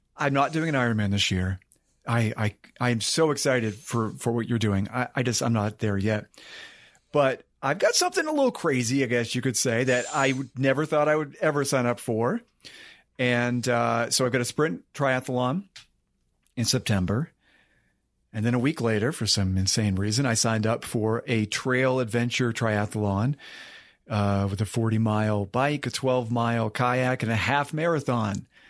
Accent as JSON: {"language": "English", "region": "Maine", "country": "United States", "tie": "born or raised there", "also_born_or_lived": "West Virginia", "moved": "as an adult", "said": "I grew up in Maine"}